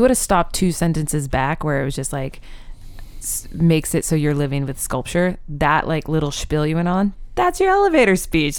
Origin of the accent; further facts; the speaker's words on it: Oklahoma, United States; moved away; also born or lived in Seattle; I grew up in Oklahoma.